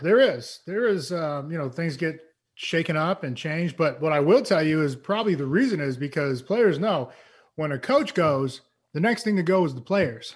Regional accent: East Coast, United States; moved away; I am from the East Coast

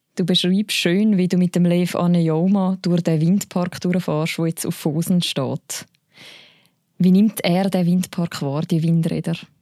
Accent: Switzerland; bei uns in der Schweiz

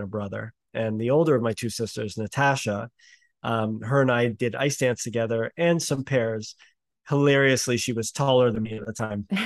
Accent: Canada; it's Canada

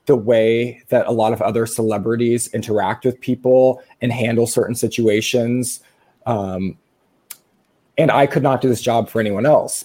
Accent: Midwest, United States; I'm from the Midwest

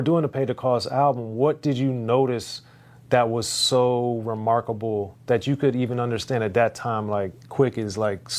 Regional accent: Maryland, United States; even though I grew up in Maryland, I had the fortune of hearing some of the mixes that he did

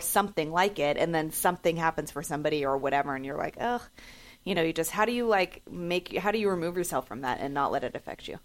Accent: San Francisco, California, United States; I grew up in San Francisco

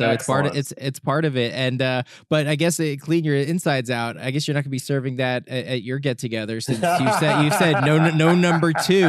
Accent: Northeast, United States; growing up in the Northeast, biscuits are not Thanksgiving for me.

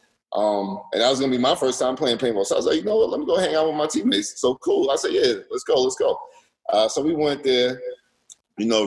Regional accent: New York, United States; I was born in New York, raised in New York

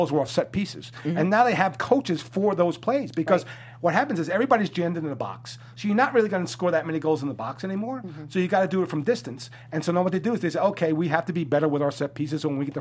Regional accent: New York City, New York, United States; I'm from the Bronx

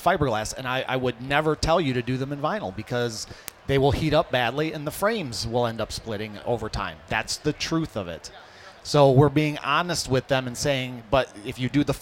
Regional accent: Hamtramck, Michigan, United States; my house growing up in Hamtramck

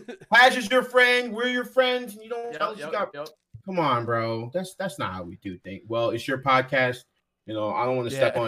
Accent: Texas, United States; I can't believe you said I was from Texas. You're right.

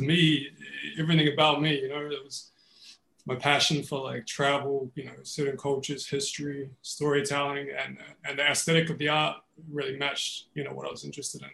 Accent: New Zealand; now in Melbourne, Australia; growing up in New Zealand was was exactly that. Like everybody played rugby

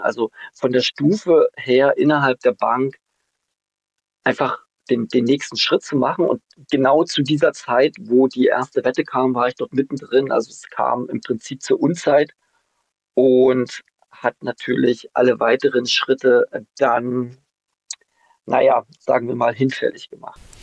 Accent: Germany; Ich bin nämlich noch in der DDR groß geworden

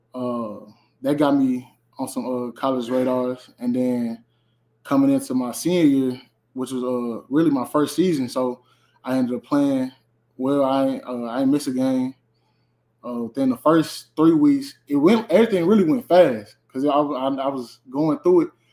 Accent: St. Louis, Missouri, United States; moved away; I'm from St. Louis, Missouri. I uh, went to Carter High School in St. Louis

